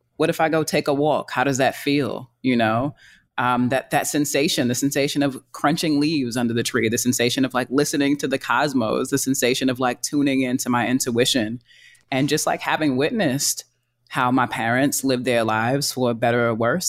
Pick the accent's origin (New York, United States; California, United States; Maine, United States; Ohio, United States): New York, United States; New York City; I'm from Harlem